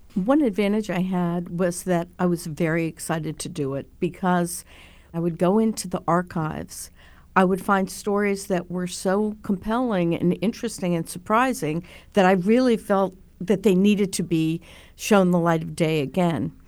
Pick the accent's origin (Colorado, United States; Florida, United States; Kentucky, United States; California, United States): Florida, United States; Miami Beach; I grew up on Miami Beach